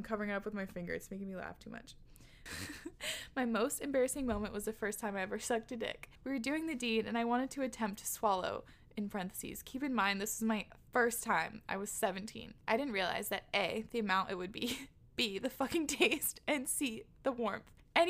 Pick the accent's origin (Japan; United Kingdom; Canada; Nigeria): United Kingdom; England; By the way, I'm from England in the countryside, and it's completely normal to start drinking young because there's nothing else to do.